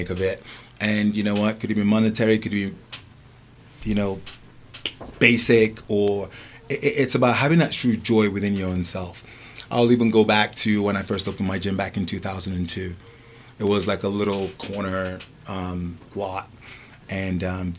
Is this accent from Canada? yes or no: no; England, United Kingdom; also born or lived in Lagos, Nigeria; I was born in Nigeria and I was raised in England.